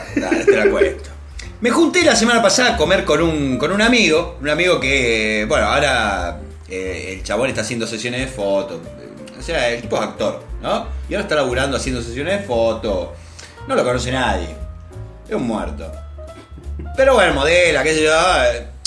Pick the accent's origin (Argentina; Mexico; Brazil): Argentina; lo cálido que somos nosotros los argentinos